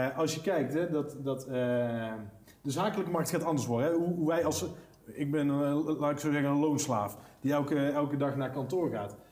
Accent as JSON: {"language": "Dutch", "country": "Netherlands", "said": "We Nederlanders"}